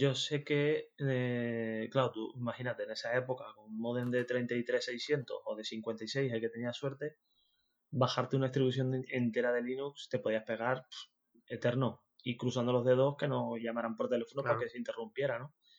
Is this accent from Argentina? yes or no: no; Tenerife, Canary Islands, Spain; accent: Canarian; moved away as an adult; now in Zaragoza, Spain; Soy de Tenerife, soy canario. No sé si lo notaréis en el acento.